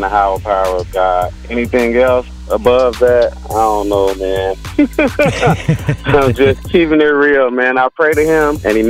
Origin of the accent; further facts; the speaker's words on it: Chicago, Illinois, United States; moved away as an adult; also born or lived in Madison, Wisconsin; now in Sun Prairie, United States; I come from Chicago, Illinois, Inglewood. I came to Madison to visit my family